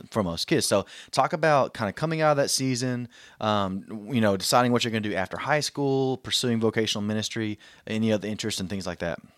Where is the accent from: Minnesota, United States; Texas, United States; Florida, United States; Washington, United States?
Texas, United States; Southeast; I'm from Southeast Texas